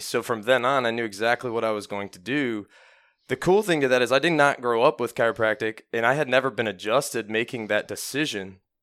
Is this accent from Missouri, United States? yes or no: no; Parma, Ohio, United States; I grew up in Parma, Ohio